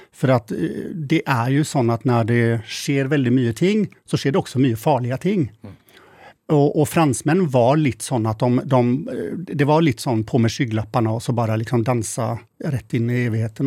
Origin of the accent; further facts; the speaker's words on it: Mölndal, Västra Götaland, Sweden; moved away as an adult; also born or lived in Gothenburg / Paris; now in Norway; jag är född och uppvuxen i Mölndal som ligger lite utanför